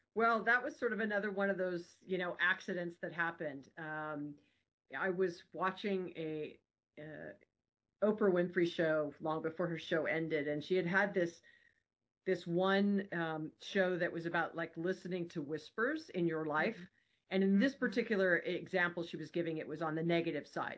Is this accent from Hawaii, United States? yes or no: yes; Hawaii, United States; I'm born and raised in Hawaii